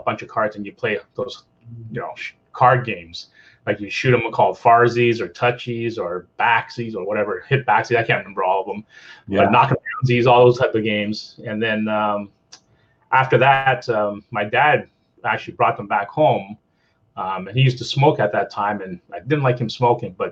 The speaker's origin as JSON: {"language": "English", "country": "Canada", "tie": "born or raised there", "also_born_or_lived": "Shanghai, China", "said": "being Canadian, you know, I grew up, my first experience, I grew up in the cold."}